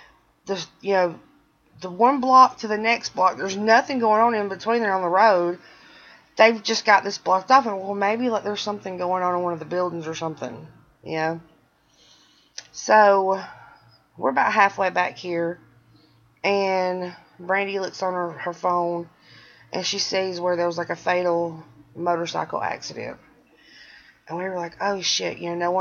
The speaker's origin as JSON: {"language": "English", "town": "Birmingham", "region": "Alabama", "country": "United States", "said": "I'm from Birmingham"}